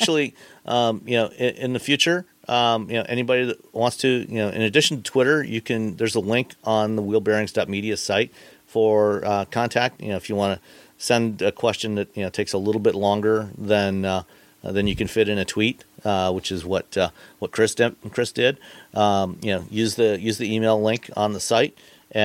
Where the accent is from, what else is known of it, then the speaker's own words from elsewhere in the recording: Ontario, Canada; now in Michigan, United States; I grew up in Ontario, Canada